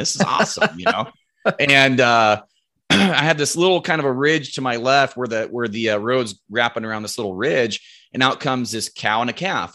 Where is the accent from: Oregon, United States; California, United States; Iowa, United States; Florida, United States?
Oregon, United States; Roseburg; I'm from Roseburg, Oregon um, grown grown up here my whole life, lived here my whole life